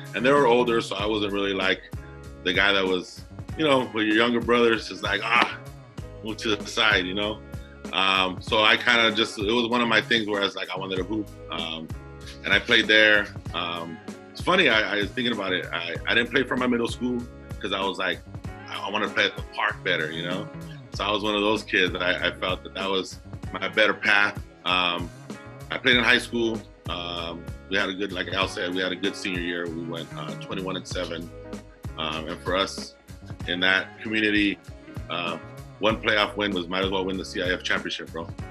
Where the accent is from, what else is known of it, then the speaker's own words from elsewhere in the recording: Commerce, California, United States; I grew up in Southeast Los Angeles uh, City of Commerce